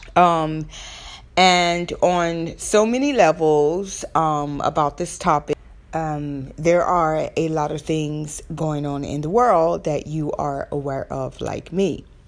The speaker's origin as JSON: {"language": "English", "area": "the South", "region": "Southern United States", "country": "United States", "accent": "Southern", "said": "excuse my Southern accent. I'm gonna be me, but that's my Southern accent."}